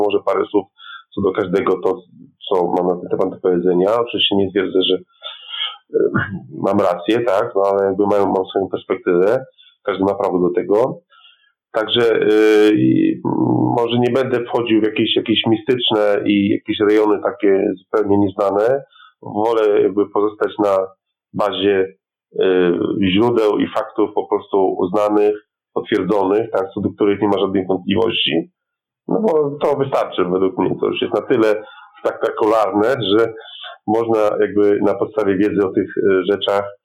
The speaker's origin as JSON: {"language": "Polish", "country": "Poland", "said": "my jako Polacy"}